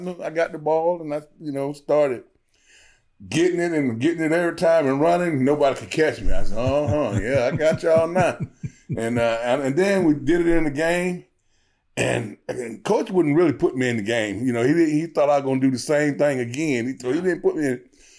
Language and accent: English; Georgia, United States; I grew up very poor. We was on welfare.